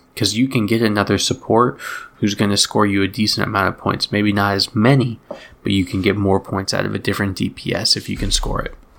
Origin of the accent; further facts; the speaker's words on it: outside of Boston, Massachusetts, United States; moved away; I grew up outside of Boston for a long time